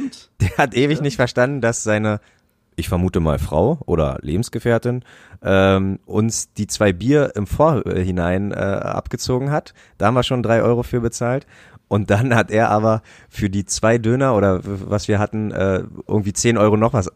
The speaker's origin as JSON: {"language": "German", "region": "Brandenburg", "country": "Germany", "tie": "born or raised there", "moved": "yes", "said": "Ich bin in einem kleinen Kaff groß geworden in Brandenburg"}